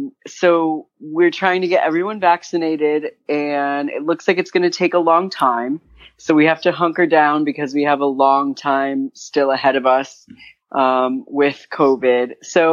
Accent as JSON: {"language": "English", "town": "Simsbury", "region": "Connecticut", "country": "United States", "tie": "born or raised there", "also_born_or_lived": "Hartford, Connecticut", "moved": "as an adult", "lives_now": "New York City, United States", "said": "So I was born and raised in Connecticut, born in Hartford, Connecticut, and raised in the bucolic suburbs of Hartford, Connecticut, in Simsbury, a town called Simsbury."}